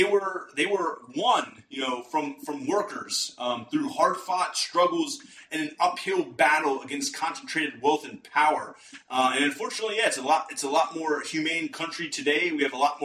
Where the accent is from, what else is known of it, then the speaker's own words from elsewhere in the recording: Western Pennsylvania, United States; I'm from Western Pennsylvania